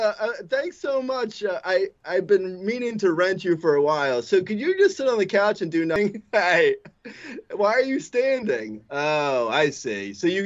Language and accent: English; United States; I was born in America.